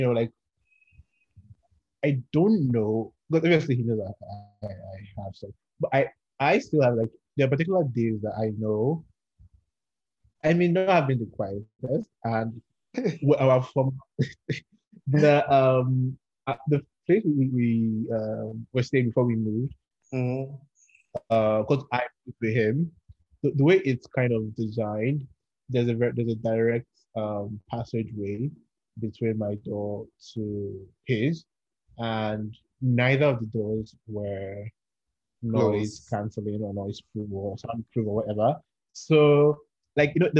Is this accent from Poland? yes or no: no; Port Harcourt, Rivers State, Nigeria; moved away as an adult; now in Lagos, Nigeria; I grew up in Port Harcourt, River State